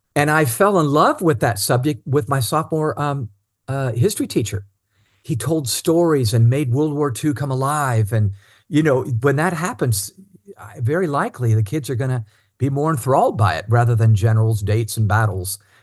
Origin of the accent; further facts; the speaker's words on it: Cincinnati, Ohio, United States; also born or lived in Indiana; when I was pretty young, we moved to Cincinnati, Ohio